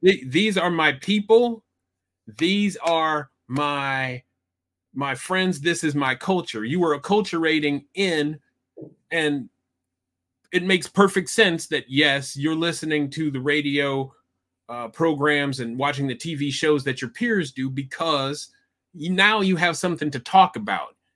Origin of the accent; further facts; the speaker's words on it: Iowa, United States; I grew up in Iowa